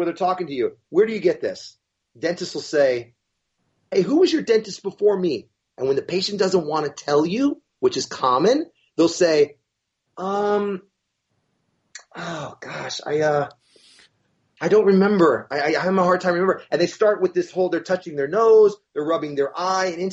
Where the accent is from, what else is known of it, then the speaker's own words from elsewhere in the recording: Florida, United States; We're from Florida